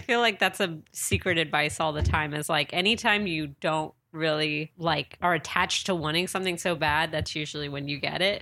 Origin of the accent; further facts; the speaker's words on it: San Diego, California, United States; now in Los Angeles, United States; I'm originally from San Diego.